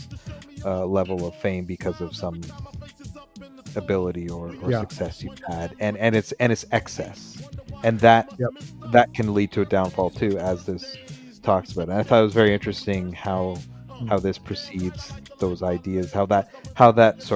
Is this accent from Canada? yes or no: yes; Southern Ontario, Canada; our experience growing up in Southern Ontario as two Caucasian men